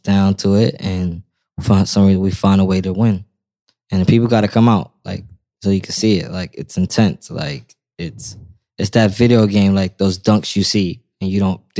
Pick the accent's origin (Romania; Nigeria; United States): United States; New York; I'm from New York